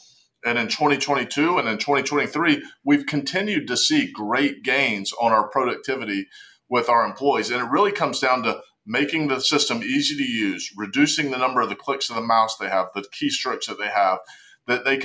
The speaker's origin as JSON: {"language": "English", "town": "Charlotte", "region": "North Carolina", "country": "United States", "accent": "Southern (North Carolina)", "said": "If my accent doesn't give it away, we're in Charlotte, North Carolina"}